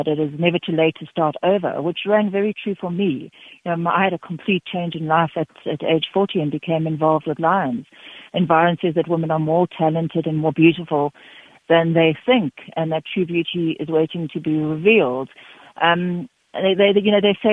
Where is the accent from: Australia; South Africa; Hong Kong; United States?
South Africa; Knysna, Western Cape; now in Free State, South Africa; I'm from Nisner in the Cape